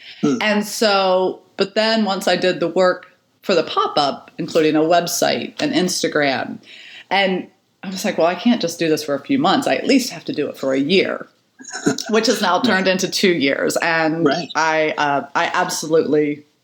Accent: Chandlersville, Ohio, United States; now in Columbus, United States; I grew up in Zanesville, technically outside of Zanesville, in Chandlersville, Ohio, on a big, beautiful farm

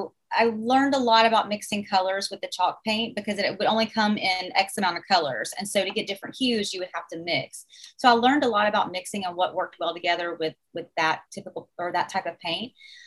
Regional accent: the South, United States; accent: Southern; let me try to pronounce it in my Southern accent

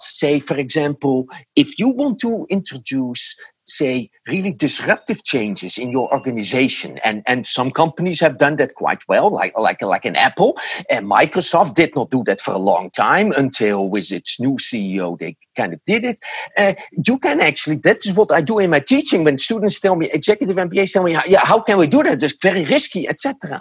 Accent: Netherlands; English is a second language; moved away as an adult; now in United States; I was born in the Netherlands and I lived there for the first 46 uh, years

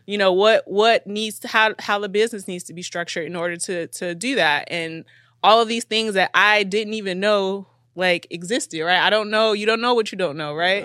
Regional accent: Chicago, Illinois, United States; we're both from Chicago, so we know the city

